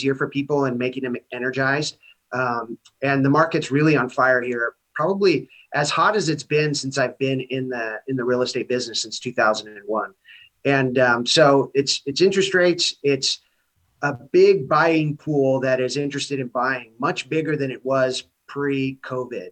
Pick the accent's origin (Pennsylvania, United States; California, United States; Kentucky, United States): California, United States; Santa Barbara; I'm born and raised here in Santa Barbara